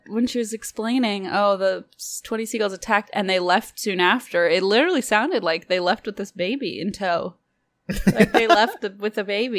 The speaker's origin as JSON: {"language": "English", "region": "Illinois", "country": "United States", "said": "Parentheses, I'm from Illinois."}